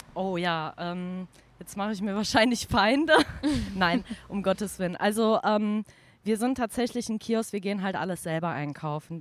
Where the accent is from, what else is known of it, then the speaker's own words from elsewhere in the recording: Cologne, North Rhine-Westphalia, Germany; komme ursprünglich aus dem Belgischen mhm. und bin hier groß geworden